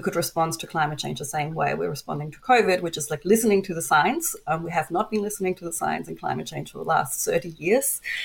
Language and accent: English; Germany; now in Australia; my home country, Germany